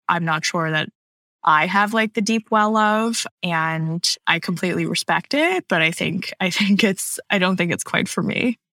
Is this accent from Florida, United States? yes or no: no; Pearland, Texas, United States; moved away; also born or lived in Canada / California; I am mostly from um, just south of Houston, Texas. Uh, we mm-hmm. moved there when I was around six or seven, and that's where I spent most of my childhoods.